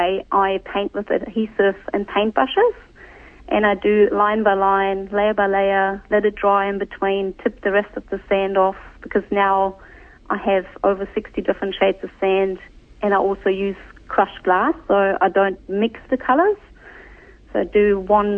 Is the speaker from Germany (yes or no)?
yes; East Germany, Germany; moved away as an adult; also born or lived in New Zealand; now in Hamilton, New Zealand; So I grew up in East Germany, and the village when I left had 890 citizens